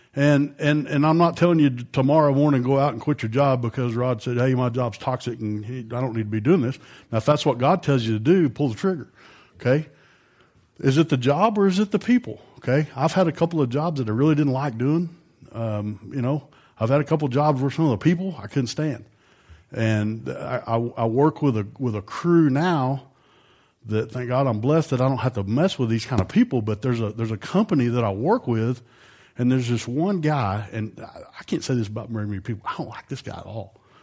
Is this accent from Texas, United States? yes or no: yes; Amarillo, Texas, United States; I grew up in Amarillo, and I graduated with, I don't know, four or five hundred people